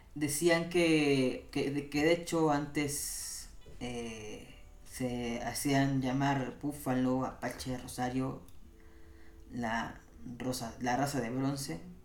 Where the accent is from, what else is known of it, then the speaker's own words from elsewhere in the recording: Mexico City, Mexico; la tierra donde yo nací, la Ciudad de México